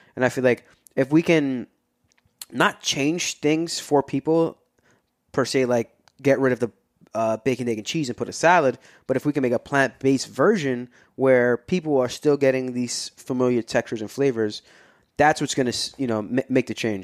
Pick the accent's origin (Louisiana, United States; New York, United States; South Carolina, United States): New York, United States; New York City; moved away as an adult; also born or lived in Brooklyn / Upper Manhattan; now in New Jersey, United States; born and raised in Queens, but I, I lived all over. I've lived different parts of Brooklyn. I lived in Upper Manhattan for a little bit, and now I'm in Jersey